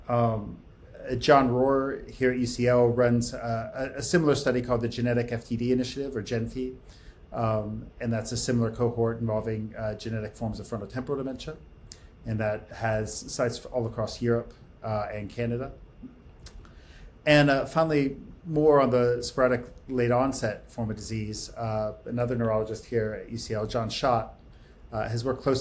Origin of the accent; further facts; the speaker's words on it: United States; I came from the States uh, to do a postdoc